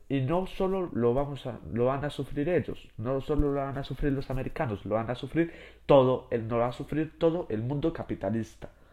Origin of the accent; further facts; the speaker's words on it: Spain; yo que soy de España